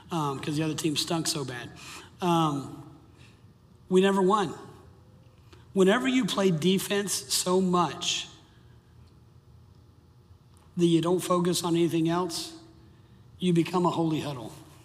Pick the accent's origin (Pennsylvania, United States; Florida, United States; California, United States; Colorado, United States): Florida, United States; Miami; The high school I grew up in Miami, there were 28 public schools in Miami